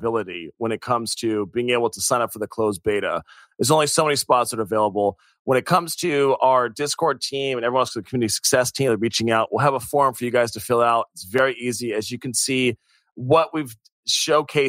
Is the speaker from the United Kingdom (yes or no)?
no; United States; I'm American